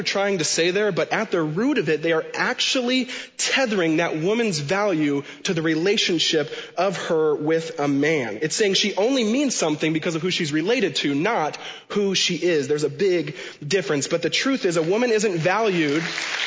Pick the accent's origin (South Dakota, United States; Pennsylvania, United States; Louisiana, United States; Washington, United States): Washington, United States; home where I was born and raised in Washington State